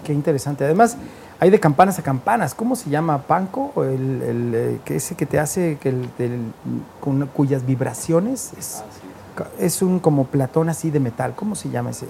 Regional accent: Guadalajara, Jalisco, Mexico; yo soy de Tapatío

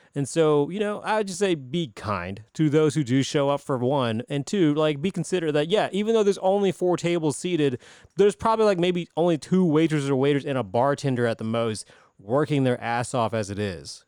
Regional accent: Greenville, South Carolina, United States; I'm thirty-seven years old, born and raised in Greenville

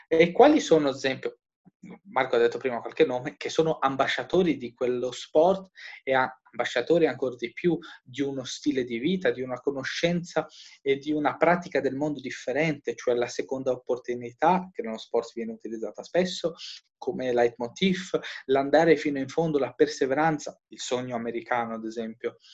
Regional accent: Albania; moved away; io che vengo dall'Albania

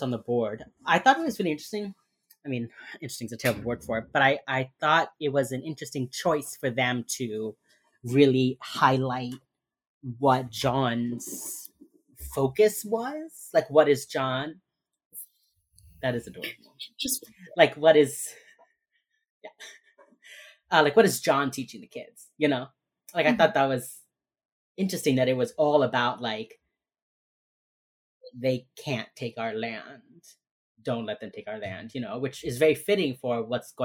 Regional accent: Florida, United States; I'm from Florida. Florida

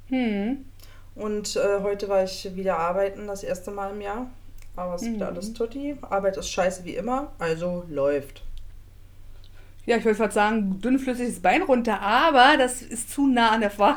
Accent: Stendal, Saxony-Anhalt, Germany; bin in Stendel aufgewachsen, geboren.

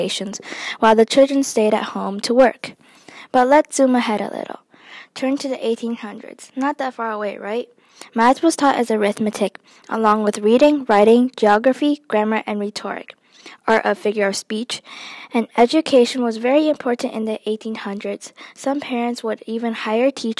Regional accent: Michigan, United States; I am from Michigan

